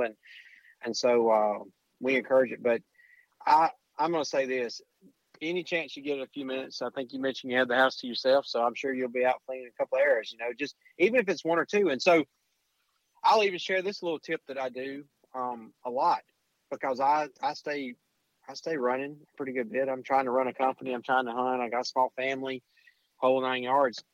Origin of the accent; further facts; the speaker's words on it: Alabama, United States; I'm from Alabama